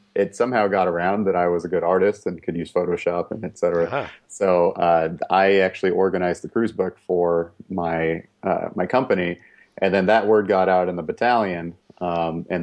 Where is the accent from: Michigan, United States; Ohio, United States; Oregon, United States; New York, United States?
Oregon, United States; Corvallis; I grew up in Corvallis, Oregon and lived in Oregon my whole life